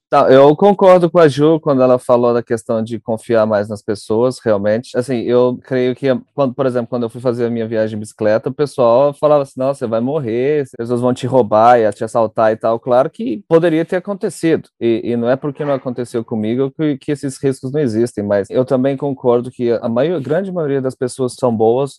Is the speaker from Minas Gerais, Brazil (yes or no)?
yes; Uberaba, Minas Gerais, Brazil; moved away as an adult; also born or lived in Cape Town, South Africa; eu nasci em Uberaba, né, no interior de Minas. Cresci, tenho dois irmãos mais novos